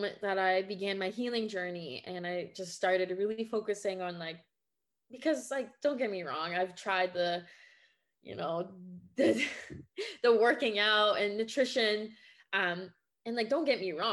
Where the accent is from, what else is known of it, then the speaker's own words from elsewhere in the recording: Quebec, Canada; first language French; English is a second language; now in Ontario, Canada; I was born and raised in Quebec, Canada. So my first language is French, and I'm living now in Ontario.